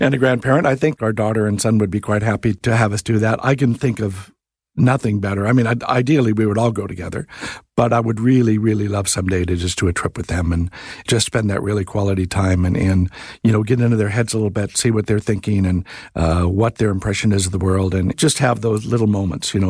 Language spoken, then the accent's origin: English; California, United States; moved away; growing up in the States in California